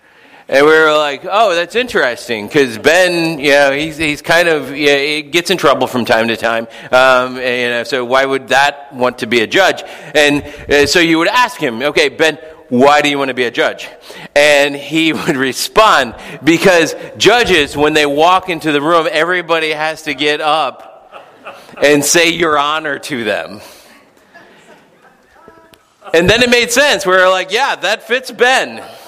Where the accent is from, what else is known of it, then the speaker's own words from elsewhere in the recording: Philippines; Dear brothers and sisters in Christ, when I was growing up in the Philippines, there was this other missionary kid.